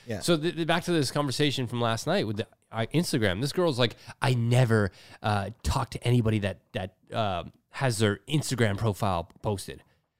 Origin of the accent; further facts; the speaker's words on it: Mississauga, Ontario, Canada; Growing up as a kid, I used to skateboard at the post office. That's like literally what I did in Streetsville.